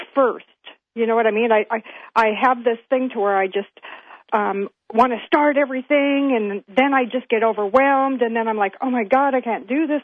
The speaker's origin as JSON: {"language": "English", "town": "Everett", "region": "Washington", "country": "United States", "tie": "born or raised there", "said": "I was born in Everett"}